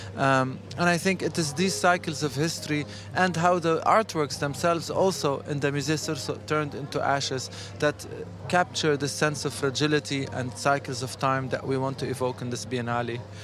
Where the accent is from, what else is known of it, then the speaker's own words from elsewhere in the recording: Lebanon; now in Lyon, France; I am actually from Lebanon